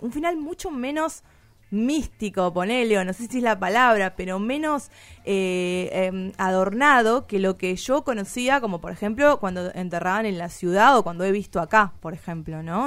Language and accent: Spanish; Tucumán, Argentina; yo soy tucumana